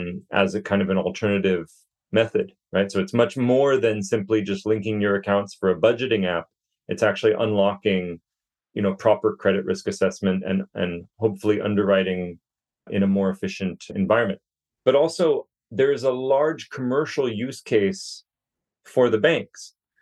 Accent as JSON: {"language": "English", "town": "Joshua Tree", "region": "California", "country": "United States", "tie": "born or raised there", "also_born_or_lived": "Malaysia / Indonesia / Singapore / Manila", "moved": "as an adult", "said": "I grew up in California, actually in Joshua Tree, for those who have visited kind of the funky areas of California. And I've been in Southeast Asia now, kind of hopping between Malaysia, Indonesia, Singapore, and Manila for about 8 years"}